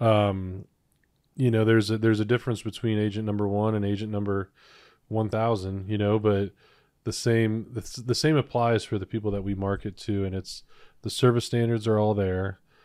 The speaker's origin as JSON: {"language": "English", "town": "Cleveland", "region": "Ohio", "country": "United States", "tie": "born or raised there", "moved": "as an adult", "lives_now": "Cincinnati, United States", "said": "I was born and raised in Cleveland, Ohio"}